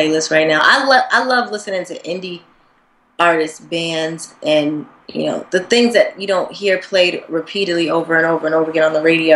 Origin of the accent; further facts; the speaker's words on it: Springfield, Massachusetts, United States; moved away; also born or lived in Atlanta, Georgia; Atlanta, but I'm originally from Springfield, Massachusetts. So I would get yelled at if I didn't claim my original city, Springfield, Mass. But I learned a lot in Atlanta. I kind of did 50-50 with both cities